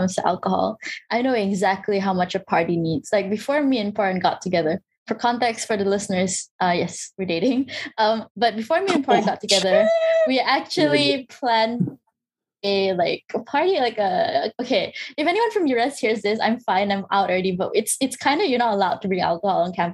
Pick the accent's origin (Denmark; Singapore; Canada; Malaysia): Malaysia; I'm Malaysian.